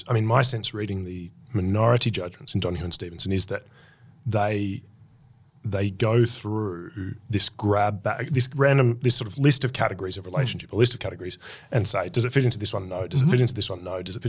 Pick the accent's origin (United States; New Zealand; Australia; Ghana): Australia; Queensland; we know no equal.